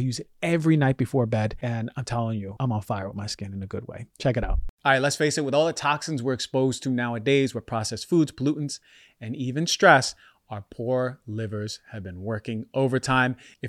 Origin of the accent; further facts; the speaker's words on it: Queens, New York, United States; So as you may not know, I grew up in Queens, New York, and I wasn't exposed to tons of grass.